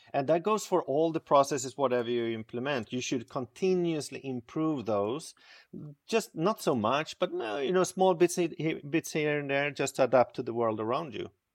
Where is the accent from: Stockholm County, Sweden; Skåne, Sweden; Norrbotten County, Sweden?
Stockholm County, Sweden; Stockholm; born and raised in Stockholm, Sweden